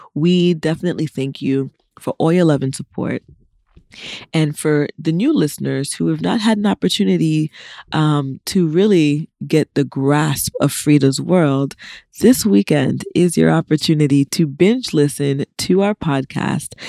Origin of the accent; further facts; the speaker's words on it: United States; I'm an American that was born here